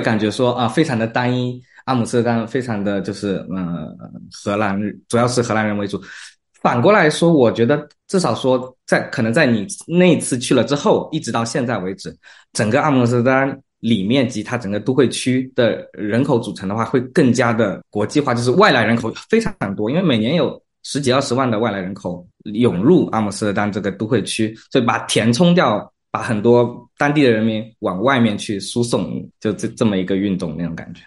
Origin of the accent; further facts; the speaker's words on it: Zhejiang, China; now in Netherlands; 我自己是来自浙江